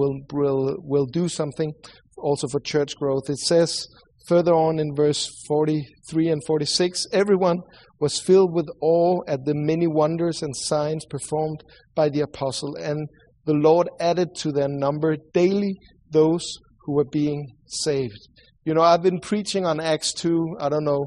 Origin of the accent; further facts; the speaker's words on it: Sweden; accent: Swedish; English is a second language; sorry for my accent. I know I sound like the Swedish cook from the Muppet Show